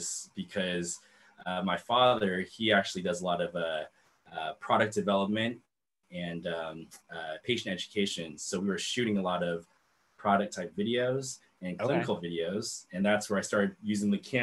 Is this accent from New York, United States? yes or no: no; Sacramento, California, United States; also born or lived in Irvine, California; I'm very proud of Sacramento, just being born and raised here